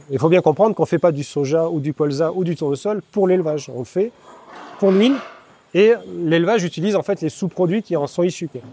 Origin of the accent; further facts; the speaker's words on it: France; de chez nous, en France